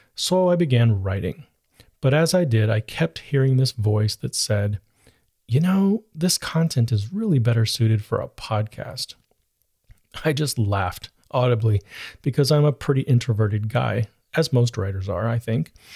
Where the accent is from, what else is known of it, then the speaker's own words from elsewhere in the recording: United States; about being an American